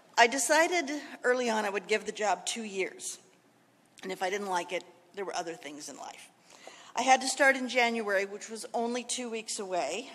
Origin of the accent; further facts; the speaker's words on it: California, United States; moved away as an adult; also born or lived in Washington, D.C. / Maryland; growing up in California